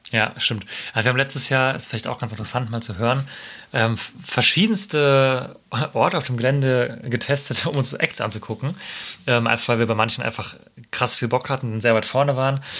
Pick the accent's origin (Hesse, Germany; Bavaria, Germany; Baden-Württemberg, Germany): Baden-Württemberg, Germany; Freiburg; der Stadt ohne Meer, was in mhm. meiner, in der meiner Heimatstadt ist